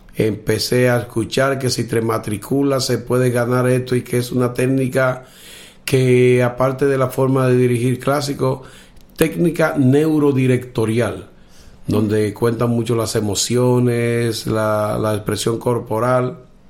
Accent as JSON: {"language": "Spanish", "area": "Villa Tapia?", "region": "Cibao", "country": "Dominican Republic", "said": "soy de República Dominicana, de un pueblecito que se llama Villatenaria, al norte del país, donde se llama el Cibao, el Valle del Cibao."}